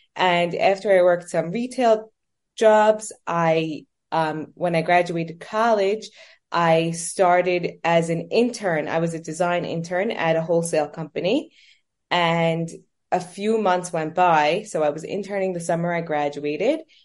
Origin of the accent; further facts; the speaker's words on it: New York City, New York, United States; also born or lived in Manhattan; I was born and raised in New York. Um, I was raised in Brooklyn, and I currently live in Manhattan